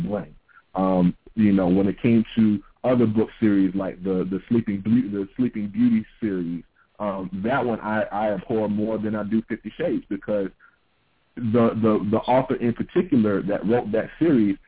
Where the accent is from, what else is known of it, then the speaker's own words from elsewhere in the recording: the South, United States; growing up in the South